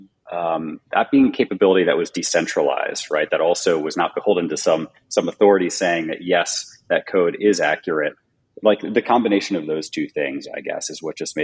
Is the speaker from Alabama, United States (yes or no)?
no; New Jersey, United States; moved away as an adult; also born or lived in New York; now in California, United States; I'm actually from New Jersey